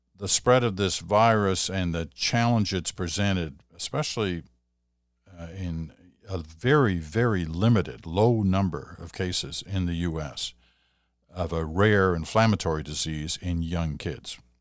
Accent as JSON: {"language": "English", "town": "Stratford", "region": "Ontario", "country": "Canada", "said": "I come from Stratford, Ontario"}